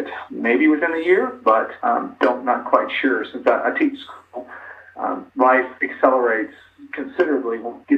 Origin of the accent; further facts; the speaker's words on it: Jackson, Mississippi, United States; moved away; I grew up in Jackson, Mississippi, went to Mississippi State University.